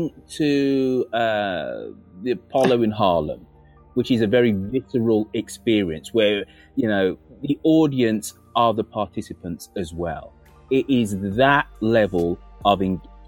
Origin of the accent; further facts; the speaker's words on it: United Kingdom; being a British kid in the 1970s